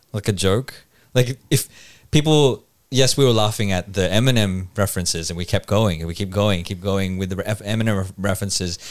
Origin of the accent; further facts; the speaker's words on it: Philippines; now in Australia; there's being Filipino